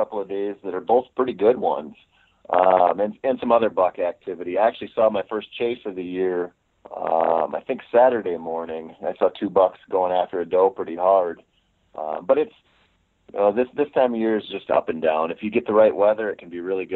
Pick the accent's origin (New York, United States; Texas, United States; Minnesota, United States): Minnesota, United States; it's my home state